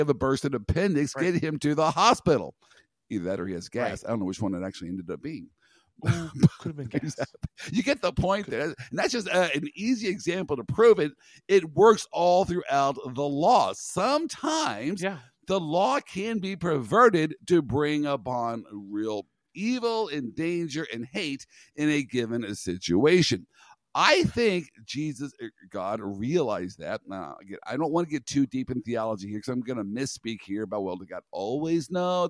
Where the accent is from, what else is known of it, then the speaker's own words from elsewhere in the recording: Kansas, United States; I'm from Kansas. I got roots in Nebraska.